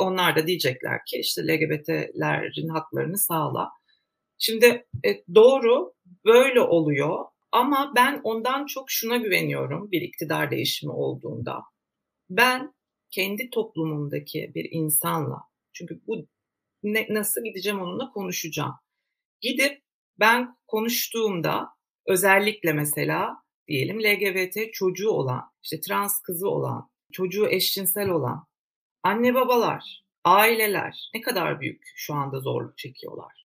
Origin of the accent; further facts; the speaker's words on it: Turkey; Aynı okullarda okuduk, aynı sıralarda okuduk. Aynı mahallelerde büyüdük